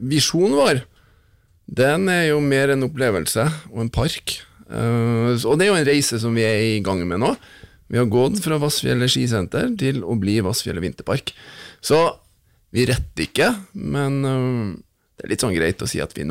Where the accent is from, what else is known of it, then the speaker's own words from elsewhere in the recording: Finnmark, Norway; now in Trondheim, Norway; Så to dager hjemme i Finnmark, da er det full finmarking. Hvis jeg er i Oslo, så blir det litt mer eh, fint. Og når jeg er i Trondheim nå, så er det litt ødelagt alle veier.